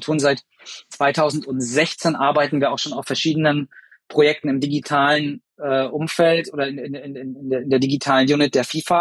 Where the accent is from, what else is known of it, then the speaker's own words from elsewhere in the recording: Germany; wir als Deutsche